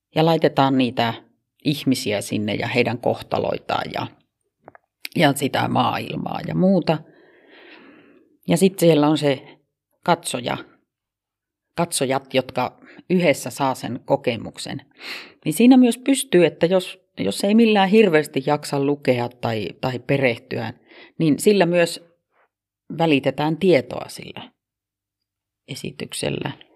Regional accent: Kempele, North Ostrobothnia, Finland; accent: Oulu dialect; moved away as an adult; also born or lived in Kemi / Vaasa / Helsinki / Kotka; now in Oulu, Finland; Mä oon Kemissä syntynyt ja- Mutta neljävuotiaana jo on muutettu sieltä pois ja sitten käytiin Vaasassa ja sieltä muutettiin Kempeleeseen ja siellä mä aloitin sitten koulun. Ja Kempeleestä muutin kaksikymmentävuotiaana Helsinkiin

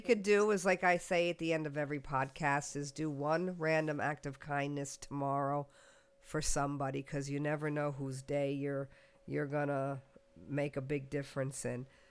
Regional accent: United States; I was from the United States

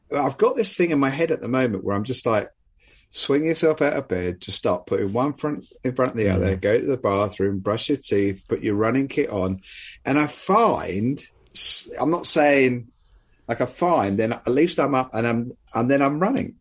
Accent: United Kingdom; as great British people

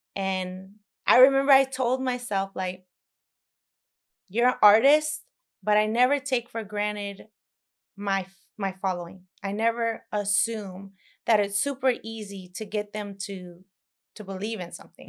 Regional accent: Dallas, Texas, United States; I'm from Dallas, Texas

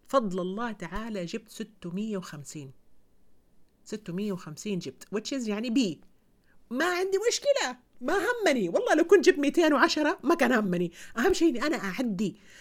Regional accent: Saudi Arabia; عندنا في السعوديه

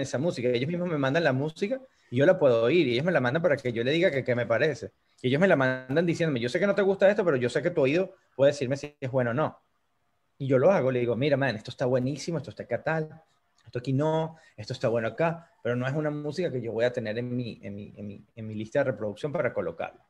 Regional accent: Choroní, Aragua, Venezuela; moved away as an adult; now in United States; puedo ir para Choroní a visitar mi pueblo amado

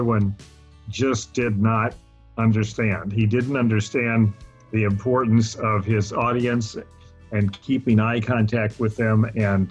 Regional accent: Louisiana, United States; moved away; also born or lived in Italy; I was born and raised in Louisiana

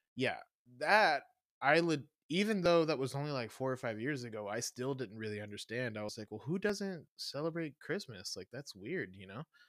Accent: the Bible Belt, the South, United States; moved away; also born or lived in Kansas City; growing up in the Bible Belt

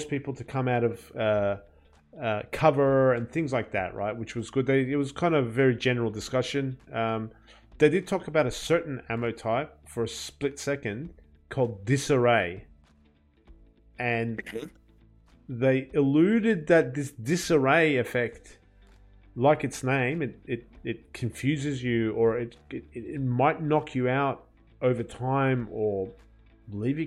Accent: Australia; as an Australian

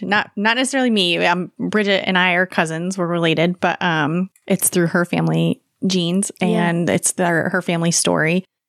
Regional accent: Connecticut, United States; growing up in Connecticut.

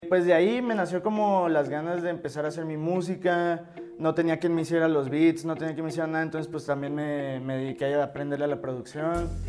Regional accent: Hermosillo, Sonora, Mexico; yo soy de Hermosillo

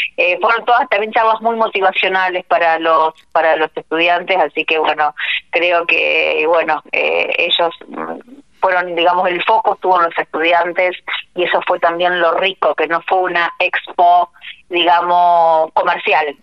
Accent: Argentina; moved away; en mi pueblo, así que para mí es donde nací, volver a mi tierra

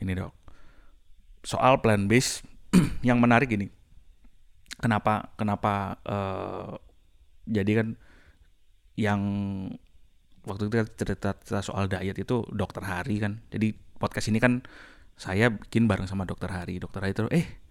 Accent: Semarang, Central Java, Indonesia; Saya dari Semarang.

